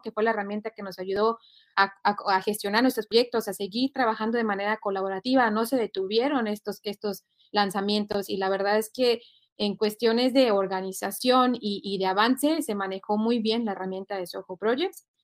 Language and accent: Spanish; Mexico; now in United States; originaria de México, te digo, yo extraño la cultura